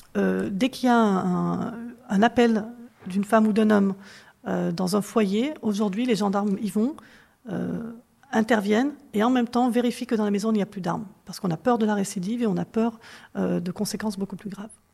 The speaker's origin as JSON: {"language": "French", "area": "Corrèze", "region": "Nouvelle-Aquitaine", "country": "France", "tie": "born or raised there", "moved": "yes", "said": "quand j'ai grandi en Corrèze"}